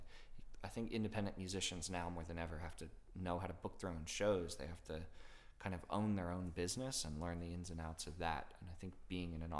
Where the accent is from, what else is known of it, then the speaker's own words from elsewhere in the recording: Florida, United States; now in Orlando, United States; I grew up in Florida